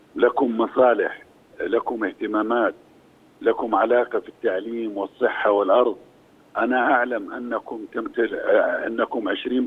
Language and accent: Arabic; Jordan; انا اردني فانا فلسطيني